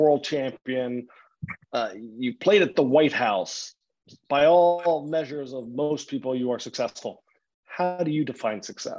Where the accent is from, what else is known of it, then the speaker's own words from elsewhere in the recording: Philadelphia, Pennsylvania, United States; As a Philadelphian